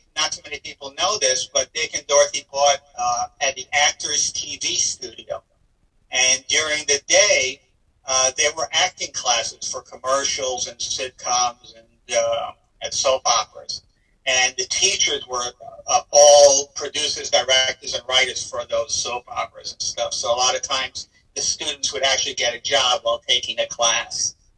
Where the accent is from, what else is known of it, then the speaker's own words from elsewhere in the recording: Israel; I was born in Israel